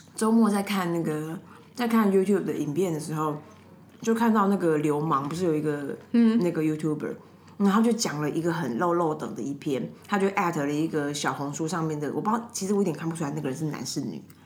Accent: Taipei, Taiwan; 我家以前住东湖嘛

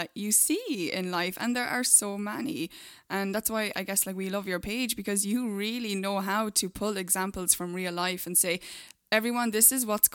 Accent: Ireland; now in United States; I'm from Ireland, and we're here in the US

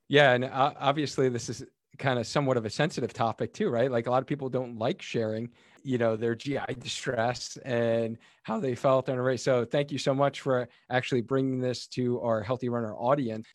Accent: Cheshire, Connecticut, United States; my hometown, Cheshire, Connecticut. And I actually knew this story just kinda growing up in town

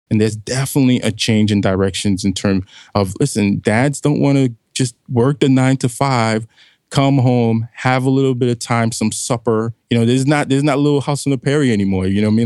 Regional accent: New York City, New York, United States; moved away as an adult; also born or lived in New Mexico; I'm a kid from Brooklyn, New York, near the Flatbush area.

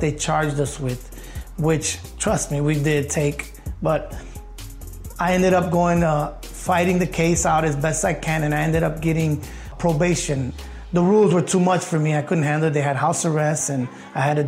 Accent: Chicago, Illinois, United States; I was born in Chicago, Illinois, in Humboldt Park. From the 70s on through the 90s, it was pretty drastic. Growing up with a single mom

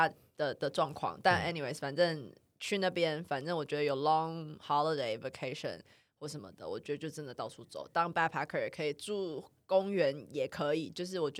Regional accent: Canada; 我是加拿大人，美国人。

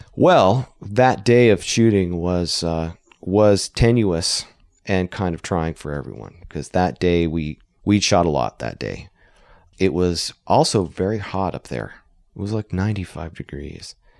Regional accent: Idaho, United States; we're from Idaho

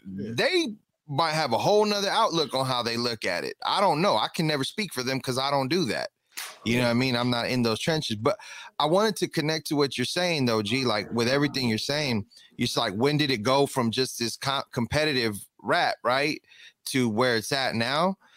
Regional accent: Inglewood, California, United States; I'm from Inglewood for sure because I grew up in Inglewood

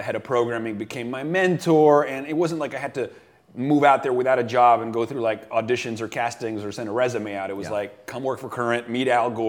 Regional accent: Venezuela; moved away as an adult; also born or lived in United States; I grew up in South America, actually, in Venezuela, which not everybody knows

